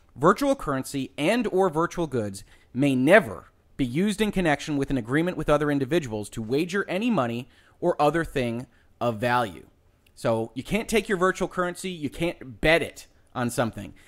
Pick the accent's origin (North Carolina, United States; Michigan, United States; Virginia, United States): Michigan, United States; my home state of Michigan